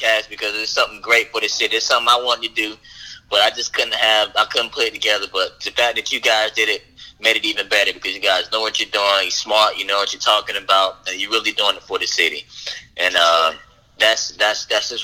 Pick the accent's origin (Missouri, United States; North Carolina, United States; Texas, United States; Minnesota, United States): North Carolina, United States; Saratoga; I'm from Saratoga